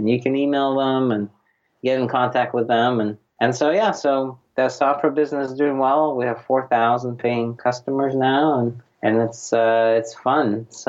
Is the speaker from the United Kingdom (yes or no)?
no; Russia; English is a second language; now in United States; You know, I grew up in Soviet Union and came here in 1993. It was January of 1993, January 28th, my big immigration from Soviet, well, it was Russia by that time, 93.